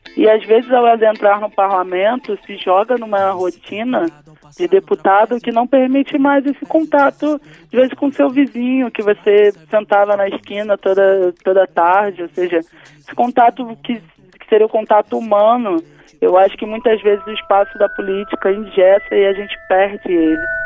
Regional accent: Rio de Janeiro, Brazil; lá na minha favela, mesmo sendo no centro do Rio, o, o Estado praticamente não existia

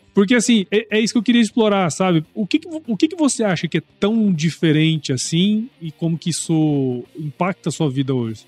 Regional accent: Mato Grosso, Brazil; moved away as an adult; also born or lived in Piracicaba; eu morei a minha infância inteira em Mato Grosso

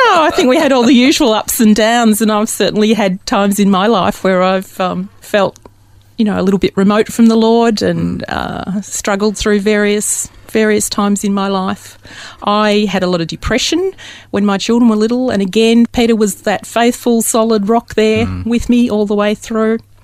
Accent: Dandenong, Victoria, Australia; I was born very locally in Dandenong, which isn't that far away.

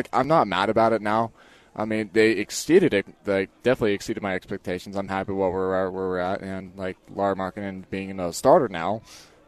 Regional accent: Plain City, Utah, United States; I'm from Plain City, Utah, just a little bit north of Ogden.

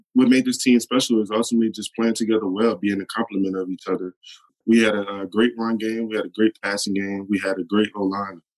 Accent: New Orleans, Louisiana, United States; I'm from New Orleans. You know, I never lived anywhere else

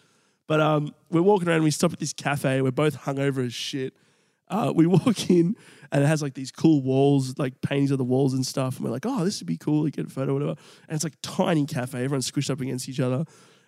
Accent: Melbourne, Victoria, Australia; I'm in Townsville. I don't know anyone here. I'm from Melbourne.

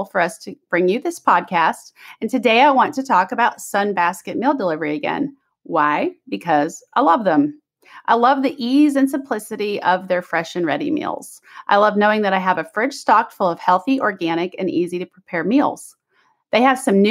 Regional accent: Kansas City, United States; moved away; I'm from Kansas City

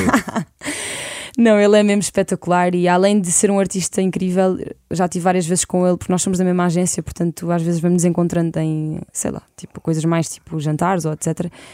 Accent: Lisbon, Portugal; eu cresci em Lisboa

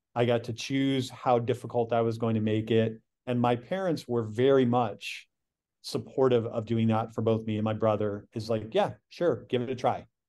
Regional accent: Michigan City, Indiana, United States; I'm from Michigan City, Indiana, which is ra-, right at the northern part of Indiana

